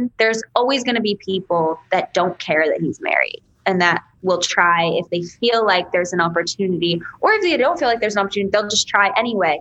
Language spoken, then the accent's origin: English; New York, United States; I'm from New York and I get loud and I talk with my hands.